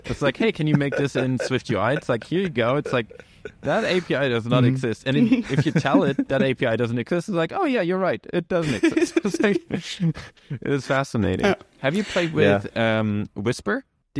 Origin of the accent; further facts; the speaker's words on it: Germany; first language German; English is a second language; moved away as an adult; I speak German. I'm from Germany, but it is sometimes hard if you've like had your entire tech career in English, in the English speaking world, right? We left Germany and Sweden fairly soon after we finished high school.